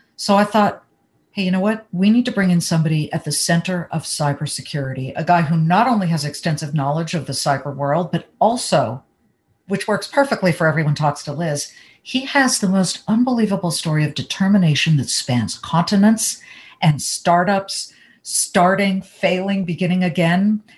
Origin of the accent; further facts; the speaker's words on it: Los Angeles, California, United States; moved away as an adult; also born or lived in Columbus, Ohio; I grew up in Los Angeles